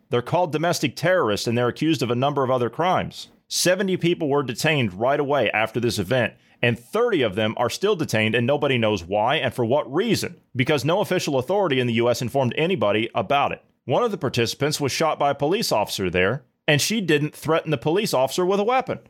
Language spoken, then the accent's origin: English; United States; as an American